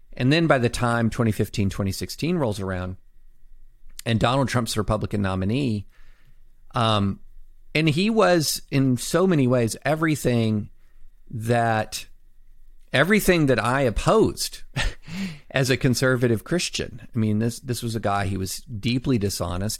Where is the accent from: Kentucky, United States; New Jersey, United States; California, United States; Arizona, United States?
Kentucky, United States; also born or lived in Alabama / Tennessee / Nashville; I was born in Alabama, raised in Tennessee and mainly Kentucky